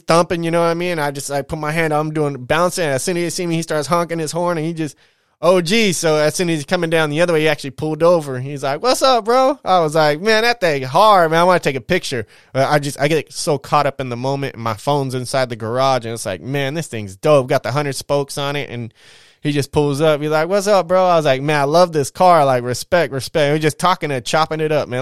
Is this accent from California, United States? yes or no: yes; California, United States; as a Californian